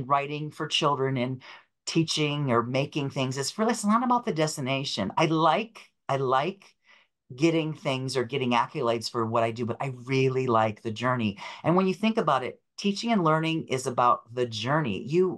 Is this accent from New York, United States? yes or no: yes; Rochester, New York, United States; moved away as an adult; also born or lived in Buffalo, New York; now in New York City, United States; I moved from Rochester, Buffalo, or Western New York, Rochester to New York. So I ended up in Brooklyn